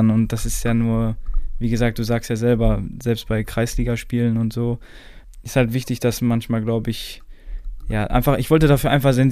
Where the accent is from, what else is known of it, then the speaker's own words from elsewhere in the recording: Dortmund, North Rhine-Westphalia, Germany; Also ich bin jetzt kein Schalke-Fan, weil ich bin ja Dortmunder.